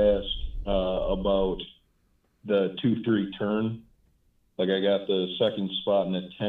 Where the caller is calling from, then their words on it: Missouri, United States; From Missouri.